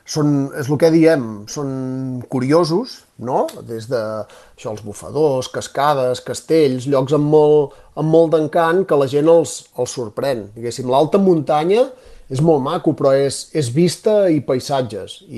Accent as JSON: {"language": "Catalan", "region": "Catalonia", "country": "Spain", "said": "som catalans"}